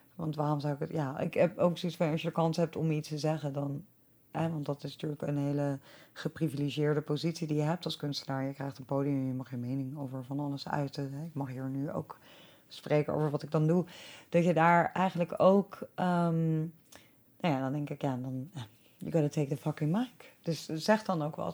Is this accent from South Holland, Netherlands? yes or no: yes; Delft, South Holland, Netherlands; moved away; ik kom ook uit Delft